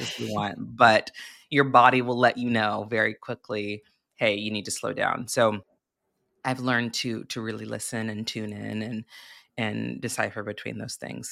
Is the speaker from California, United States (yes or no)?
yes; Santa Barbara, California, United States; I grew up in Santa Barbara, California